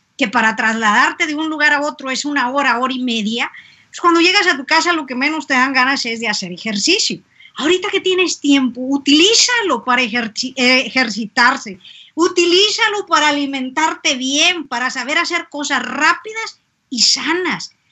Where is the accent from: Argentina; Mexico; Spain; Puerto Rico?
Mexico; Si algo tenemos los mexicanos